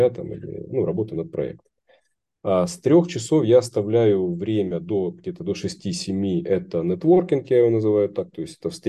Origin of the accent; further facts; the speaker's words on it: Rostov-on-Don, Rostov Oblast, Russia; в моем родном городе Ростов-на-Дону э, есть там организация